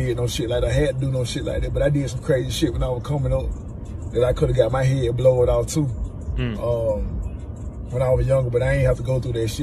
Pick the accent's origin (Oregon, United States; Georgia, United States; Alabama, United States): Georgia, United States; Macon; I'm from Macon. From Macon, Georgia. From the west side of Macon